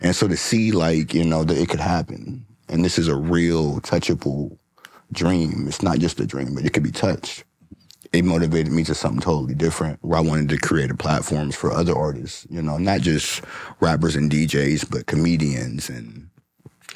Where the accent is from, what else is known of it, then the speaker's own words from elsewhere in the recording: Federal Way, Washington, United States; also born or lived in Cleveland, Ohio; I was raised in Federal Way. Grew up in a little small town out there.